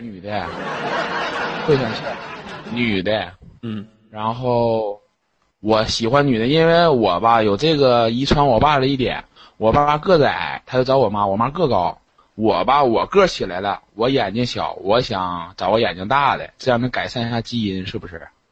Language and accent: Chinese; Harbin, Heilongjiang, China; accent: 大茶的味儿; now in Sanya, China; 我来自哈尔滨的三亚人